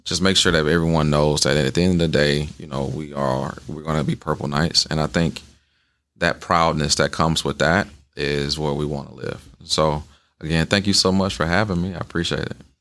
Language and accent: English; the South, United States; now in Wisconsin, United States; I grew up in the South